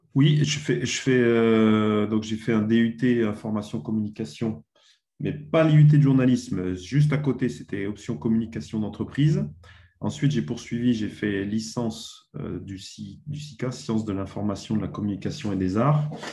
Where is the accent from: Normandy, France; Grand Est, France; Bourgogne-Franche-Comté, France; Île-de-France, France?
Bourgogne-Franche-Comté, France; Dijon; moved away as an adult; now in Bordeaux, France; je suis originaire de Bourgogne. Je suis né à Dijon, en Bourgogne. Donc, de 7 ans à 20 ans, j'ai joué dans, deux petits clubs en Bourgogne